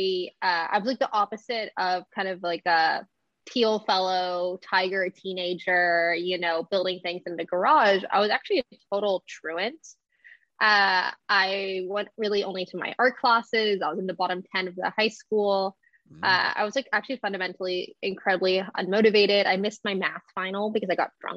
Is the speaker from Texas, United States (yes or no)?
yes; Austin, Texas, United States; moved away; I grew up in Austin.